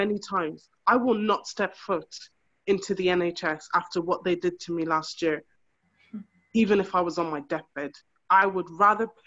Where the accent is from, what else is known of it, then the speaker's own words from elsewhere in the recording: Ireland; moved away as an adult; now in United Kingdom; I was raised in Ireland just like you guys. I am an Irish woman